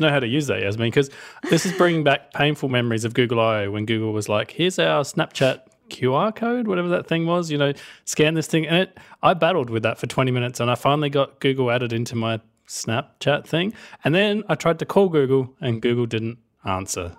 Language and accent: English; Australia; I'm Australian